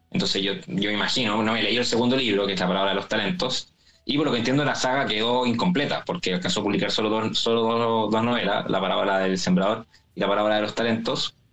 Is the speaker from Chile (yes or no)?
yes; Chile; accent: Chilean